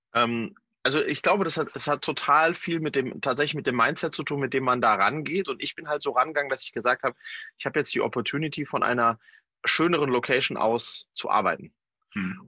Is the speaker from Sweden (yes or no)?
yes; Sweden; in äh, Skandinavien in meiner Heimat